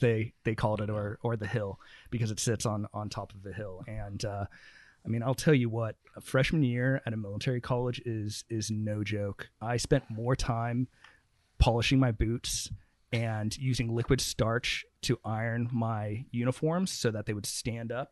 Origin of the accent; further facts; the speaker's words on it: St. Helena, California, United States; also born or lived in San Francisco; I grew up in Santa Elena.